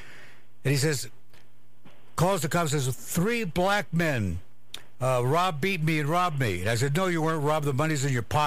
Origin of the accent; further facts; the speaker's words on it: Walla Walla, Washington, United States; moved away; I come from Walla Walla, Washington